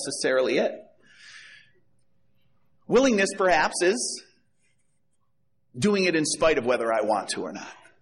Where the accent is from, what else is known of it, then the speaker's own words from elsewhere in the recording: Chicago, Illinois, United States; I'm from Chicago